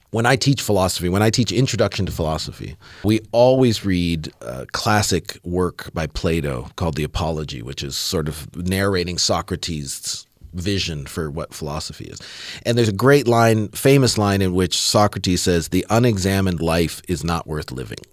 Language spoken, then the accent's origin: English; Southern Ontario, Canada; I grew up in Southern Ontario in Canada, a couple hours west of Toronto, in a, in a rural community